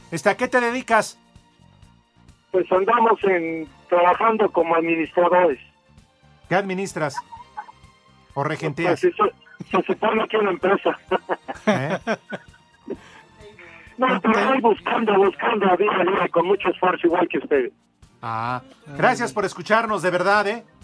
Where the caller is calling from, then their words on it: Ciudad Juárez, Chihuahua, Mexico; De, la bonita Juárez.